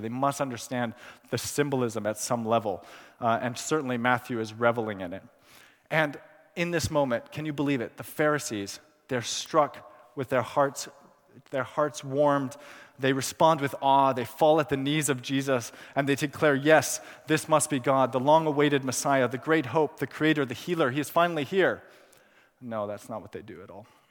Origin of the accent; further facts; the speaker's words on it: Pakistan; moved away; also born or lived in California, United States; I was born in California. I, I grew up in Pakistan, where I spent my childhood and teenage years.